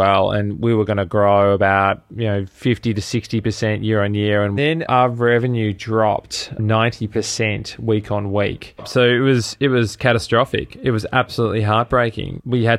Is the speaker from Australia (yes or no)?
yes; Melbourne, Victoria, Australia; moved away as an adult; also born or lived in New York City, United States; I'm originally from Melbourne in Australia, and I landed in the States, in New York City, in late 2010 to actually go to business school